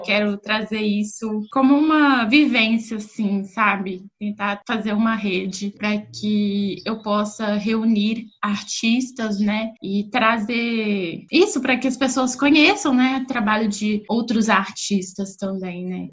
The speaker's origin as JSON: {"language": "Portuguese", "town": "Belo Horizonte", "region": "Minas Gerais", "country": "Brazil", "moved": "yes", "said": "sou de Belo Horizonte, mas atualmente não estou morando em Belo Horizonte, mas vou voltar para Belo Horizonte."}